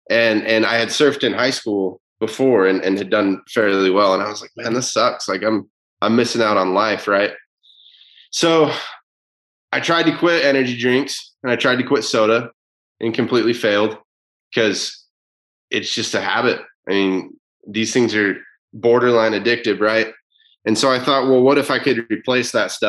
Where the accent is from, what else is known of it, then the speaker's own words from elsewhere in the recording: Utah, United States; I'm from Utah